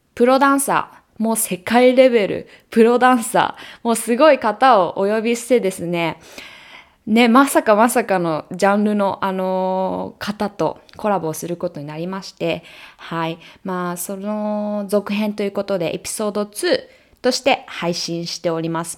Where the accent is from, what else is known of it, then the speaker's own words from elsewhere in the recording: Japan; now in United States; 日本人だし日本で生まれ育った